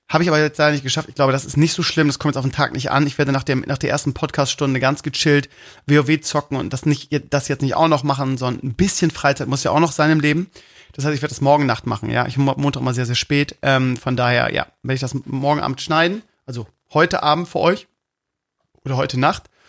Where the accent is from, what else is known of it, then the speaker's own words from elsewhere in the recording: Bremen, Germany; Ja, ich bin Bremer. Ne?